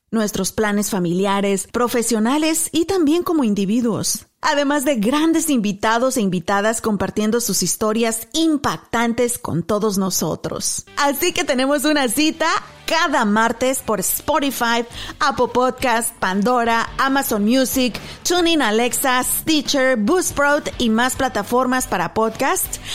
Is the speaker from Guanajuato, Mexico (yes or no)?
yes; Apaseo el Alto, Guanajuato, Mexico; moved away as an adult; now in Texas, United States; Soy mexicana de nacimiento, originaria de Apasó, el Alto, Guanajuato, sí señor, radicando en Texas por más de 15 años